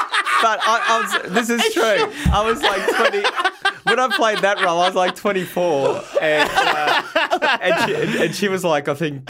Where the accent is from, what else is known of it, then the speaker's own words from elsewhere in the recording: Melbourne, Victoria, Australia; I'm from the West